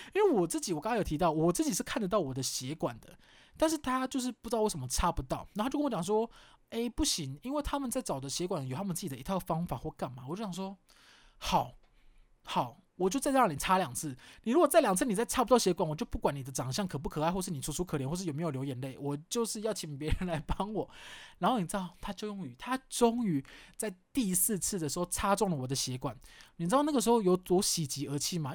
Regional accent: Kaohsiung, Taiwan; 我是高雄人，然后我们就，我记得我们家那时候最近的是一个叫圣公医院吧

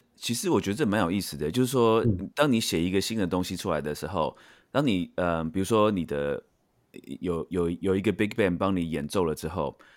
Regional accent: Taiwan; 我自己是在台湾长大的

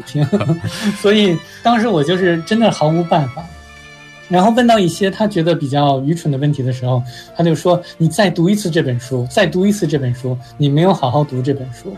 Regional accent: China; now in United States; 小的时候在中国有一个动画片

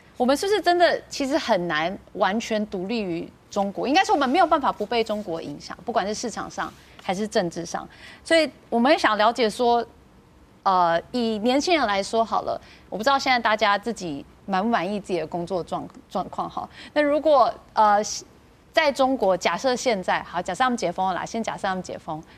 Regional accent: Taiwan; 我们台湾人民

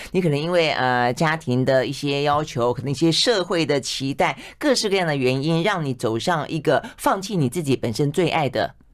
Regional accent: southern Taiwan, Taiwan; 我是向来南部长大的

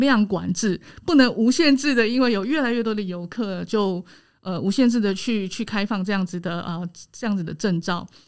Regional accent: Taiwan; 我们台湾人

